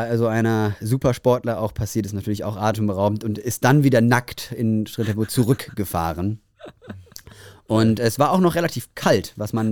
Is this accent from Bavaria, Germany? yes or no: yes; Bavaria, Germany; Ich bin aus Bayern.